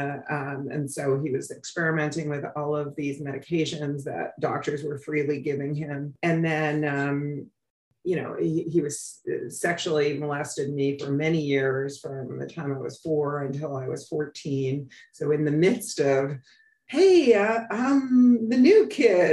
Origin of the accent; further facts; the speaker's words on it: New York City, New York, United States; I grew up on the Upper West Side, what was considered Spanish Harlem at the time